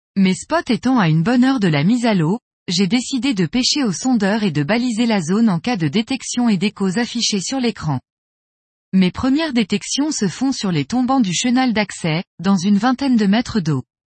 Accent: Brittany, France; Chez nous, en Bretagne

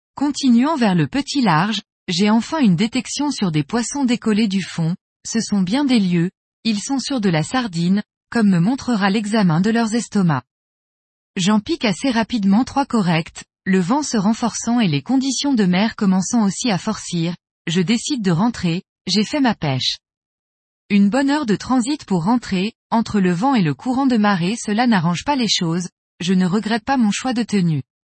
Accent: Brittany, France; Chez nous, en Bretagne

